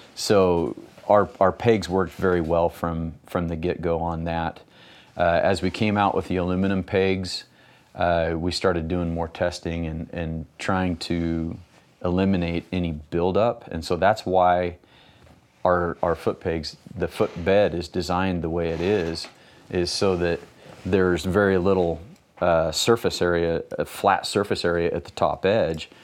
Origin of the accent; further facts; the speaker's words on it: Ontario, Oregon, United States; also born or lived in Idaho; I grew up in Ontario, Oregon, which is about thirty miles from where we are right now